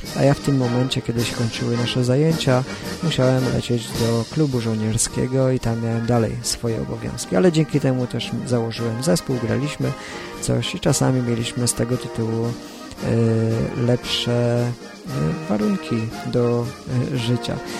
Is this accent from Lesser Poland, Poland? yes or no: no; Bydgoszcz, Kuyavian-Pomeranian Voivodeship, Poland; przyjeżdżałem do Bydgoszczy, skąd pochodzę